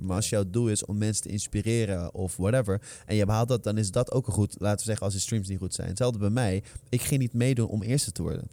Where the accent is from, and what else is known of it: Netherlands; born or raised there